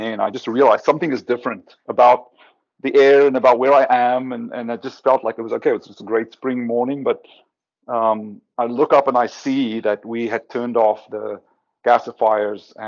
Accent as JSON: {"language": "English", "country": "South Africa", "moved": "yes", "said": "I'm from South Africa originally."}